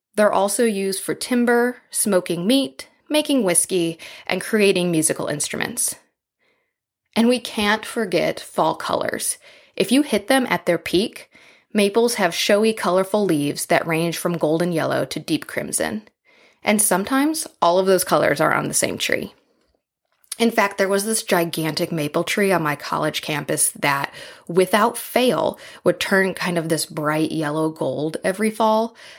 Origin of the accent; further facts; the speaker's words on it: Midwest, United States; When I was a kid growing up in the Midwest